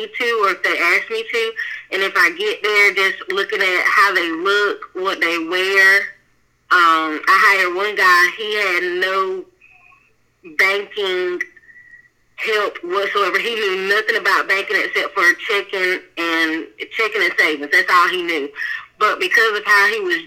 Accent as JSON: {"language": "English", "town": "Wilson", "region": "North Carolina", "country": "United States", "tie": "born or raised there", "said": "I am from Wilson, did not go to college"}